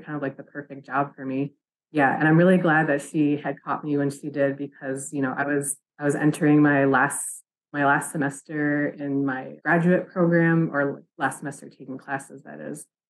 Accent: Forest County Potawatomi community, northern Wisconsin, United States; moved away as an adult; now in St. Paul, United States; I come from the Forest County Potawatomi community up in northern Wisconsin. I am currently living in the St. Paul area

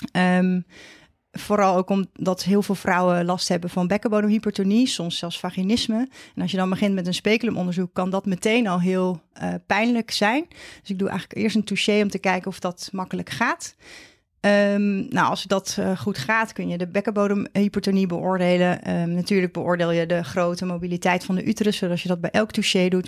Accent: Vlissingen, Zeeland, Netherlands; moved away as an adult; also born or lived in Leiden / Amsterdam / Maastricht / Utrecht; now in near Het Gooi, Netherlands; Ik kom uit Zeeland. Ik ben een uh, Zeeuws meisje, opgegroeid in um, Vlissingen met name

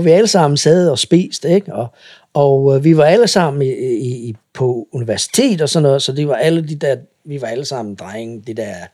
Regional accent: Eritrea; now in Denmark; I kan ikke se mig på den måde, hvis jeg er altid en fra Eritrea, fordi så er jeg anderledes. Men hvis jeg er nydansker

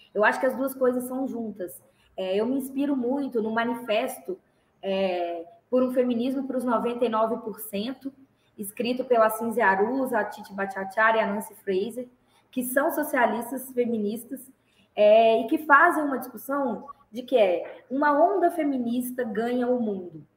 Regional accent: Belo Horizonte, Minas Gerais, Brazil; also born or lived in Santa Luzia, Brazil; compraram uma casa em Belo Horizonte, no bairro Minas Caixa, que é um bairro também da periferia de Belo Horizonte, é, na região de Venda Nova. E aí eu cresci a vida toda

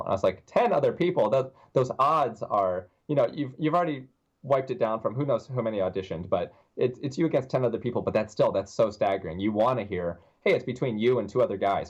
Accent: Tennessee, United States; also born or lived in New York / Las Vegas; now in Orlando, United States; I'm from Tennessee

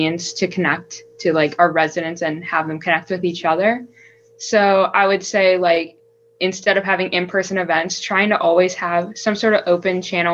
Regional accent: Ranston, West Virginia, United States; I'm from Ranston, West Virginia

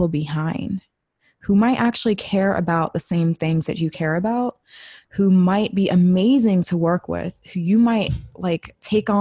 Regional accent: United States; I'm saying this as a Black female, like born and raised in America

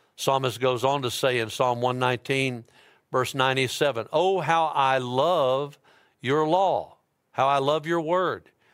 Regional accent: Dyersburg, Tennessee, United States; now in Memphis, United States; I'm from Dyersburg

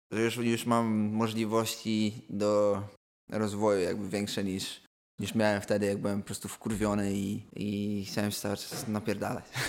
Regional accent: Poland; now in London, United Kingdom; powiedziałem, że jestem z Polski

